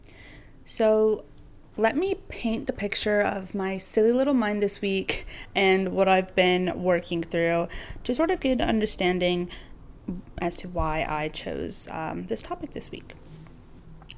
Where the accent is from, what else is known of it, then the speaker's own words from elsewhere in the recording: Western New York, United States; now in Nyack, United States; growing up in Western New York